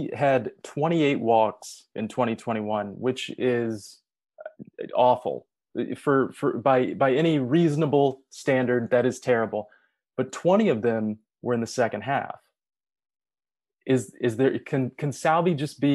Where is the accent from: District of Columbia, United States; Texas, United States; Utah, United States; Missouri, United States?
Missouri, United States; Kansas City; I was born in 1987. So growing up in Kansas City, watching the Royals was not enjoyable